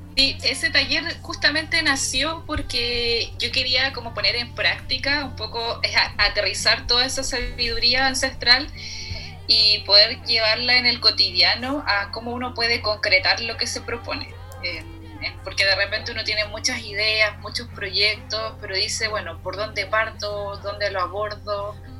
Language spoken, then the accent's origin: Spanish; Arica, Arica y Parinacota, Chile; Yo nací en Arica, entonces hay poca contaminación eh, lumínica